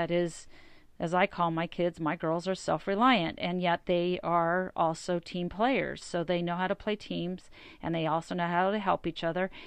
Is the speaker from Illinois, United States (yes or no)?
no; Las Vegas, Nevada, United States; I'm from Vegas